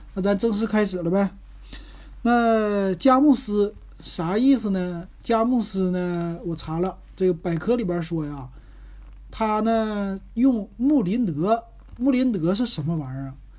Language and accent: Chinese; Northeast China, China; now in Shanghai, China; 我作为东北人